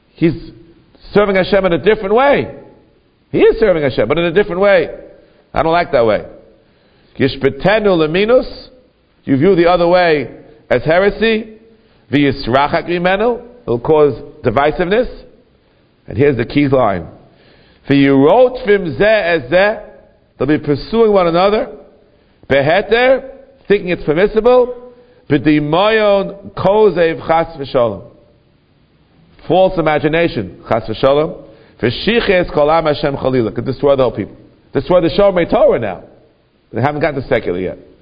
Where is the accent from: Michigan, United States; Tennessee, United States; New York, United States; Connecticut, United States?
New York, United States; New York City; I grew up in Kew Garden Hills